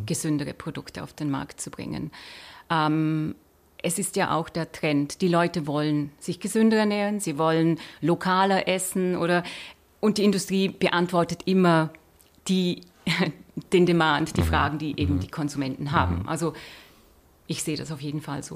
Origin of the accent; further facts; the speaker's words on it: Austria; now in Switzerland; Ich bin Österreicherin